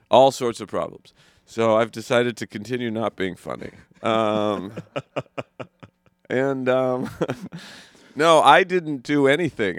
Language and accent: English; Idaho, United States; I'm from Idaho, where we have um, forest fires